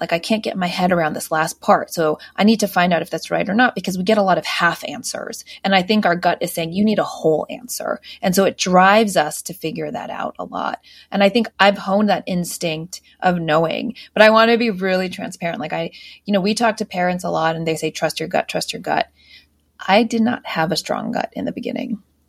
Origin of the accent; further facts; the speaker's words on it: United States; I grew up outside just outside Washington D.C.